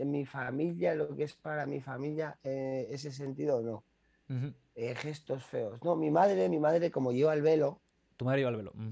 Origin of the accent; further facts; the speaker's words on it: Spain; yo me considero hispano-marroquí, pero yo, yo, yo España al final es todo lo que, al final todo lo que soy, todo lo que, lo que tengo aquí, ¿no?